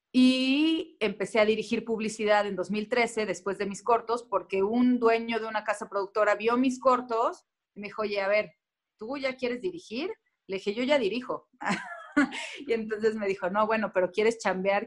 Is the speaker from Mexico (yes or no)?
yes; Cuernavaca, Morelos, Mexico; moved away as an adult; also born or lived in Tulancingo, Hidalgo / Mexico City; nací en Tulancingo Hidalgo, a los 7, 8 años me mudé a Cuernavaca y hasta los 19 viví ahí